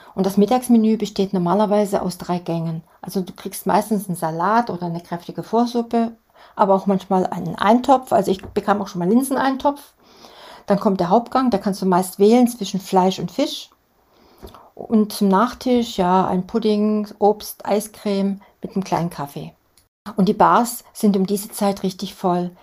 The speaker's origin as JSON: {"language": "German", "country": "Germany", "said": "für uns Deutsche"}